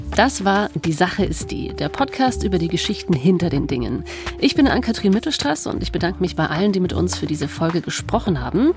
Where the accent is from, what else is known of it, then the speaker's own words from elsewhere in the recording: Bad Wörishofen, Bavaria, Germany; ich komme aus dem Allgäu, aus Bad Wörishofen, wo man traditionell Kneipsandalen trägt